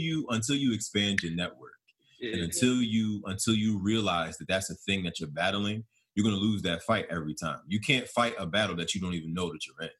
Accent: Philadelphia, Pennsylvania, United States; I born and raised in Philly

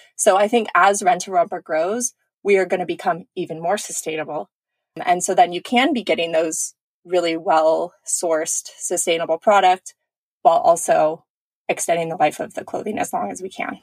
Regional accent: California, United States; I grew up in California

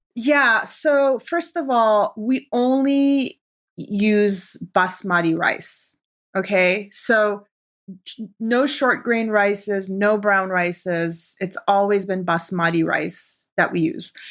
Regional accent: Arizona, United States; moved away as an adult; also born or lived in Tehran, Iran / New York City; now in Los Angeles, United States; Iranian chick growing up in Arizona

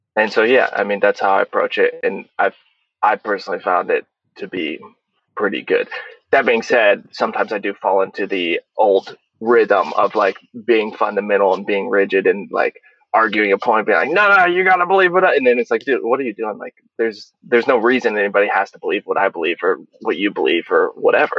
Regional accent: Olathe, Kansas, United States; moved away as an adult; also born or lived in Tunisia; I grew up in Kansas City, in Olathe, Kansas

